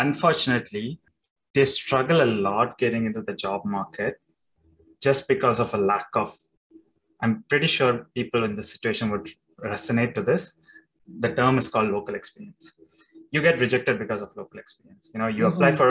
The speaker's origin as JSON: {"language": "English", "country": "India", "moved": "yes", "said": "I'm coming from India. So Indians, they put their typical Indian attire"}